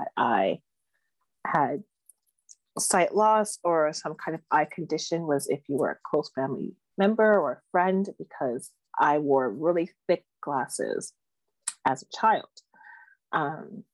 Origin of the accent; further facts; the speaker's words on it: Toronto, Ontario, Canada; I grew up in the East End of Toronto. I'm a Scarborough girl, born and raised.